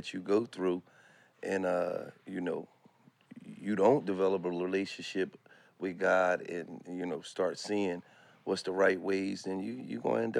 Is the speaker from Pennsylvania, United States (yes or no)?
yes; Philadelphia, Pennsylvania, United States; growing up in North Philadelphia, the streets of North Philly, where we came from, it was just like a certain culture.